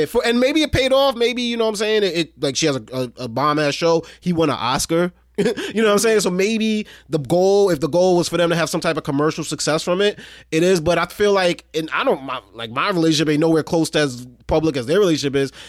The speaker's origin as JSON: {"language": "English", "town": "New York City", "region": "New York", "country": "United States", "said": "I'm from Brooklyn"}